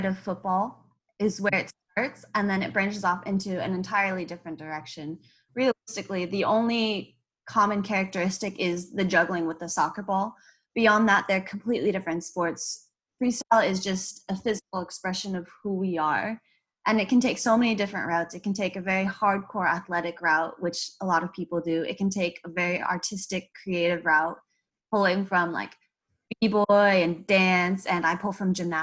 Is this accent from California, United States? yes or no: yes; Orange County, California, United States; also born or lived in San Fernando Valley, California; Born in the Valley and then grew up in Orange County, and I'm basically in LA all the time, so I say I live there